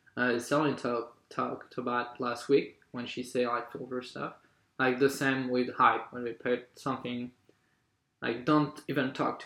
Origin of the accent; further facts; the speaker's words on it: French Polynesia; moved away as an adult; now in France; I'm from Tahiti.